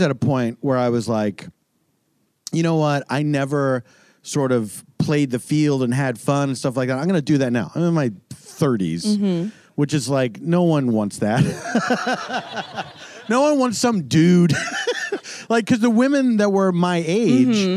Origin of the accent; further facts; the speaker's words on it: Philadelphia, Pennsylvania, United States; moved away as an adult; also born or lived in Los Angeles / New York; I grew up in Philadelphia